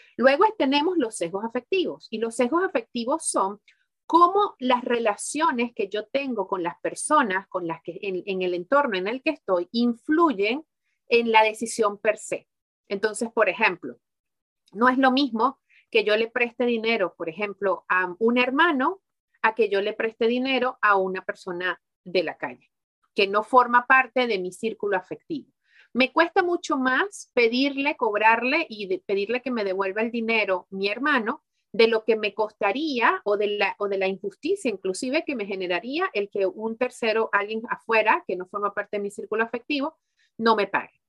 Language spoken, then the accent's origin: Spanish; Venezuela; also born or lived in Mexico / Miami / Spain; now in Belgium; en Venezuela, que fue donde yo nací